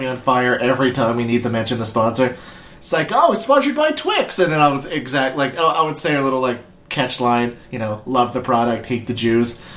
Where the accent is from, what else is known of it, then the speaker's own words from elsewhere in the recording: Nova Scotia, Canada; if I came from Nova Scotia